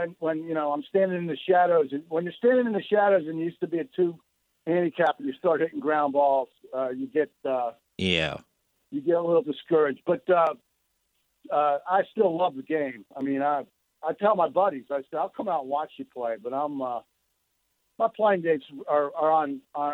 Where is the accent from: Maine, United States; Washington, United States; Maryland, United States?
Maryland, United States; Baltimore; I grew up in Baltimore, Maryland